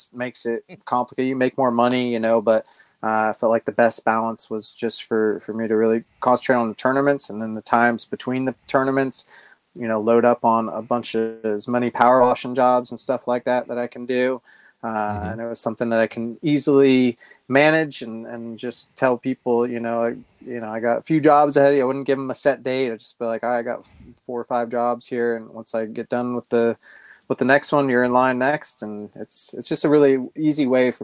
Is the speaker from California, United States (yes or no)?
yes; California, United States; moved away as an adult; now in Tennessee, United States; I grew up in California. I moved to Tennessee about 10 years ago